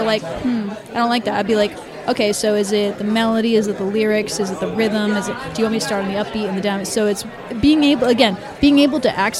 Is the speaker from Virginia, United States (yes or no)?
no; Massachusetts, United States